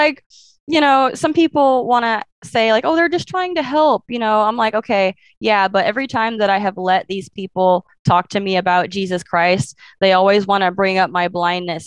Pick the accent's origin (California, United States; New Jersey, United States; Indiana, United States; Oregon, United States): Oregon, United States; Portland; also born or lived in Beaverton, Oregon; when people ask where you're from, I'm like, oh, Portland, Oregon. I mean, I kind of am. I was born in Portland